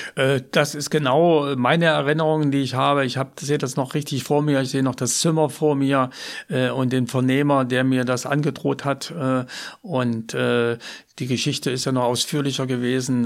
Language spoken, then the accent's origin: German; East Germany, Germany; moved away as an adult; in der DDR bleibe, weil es natürlich meine Heimat war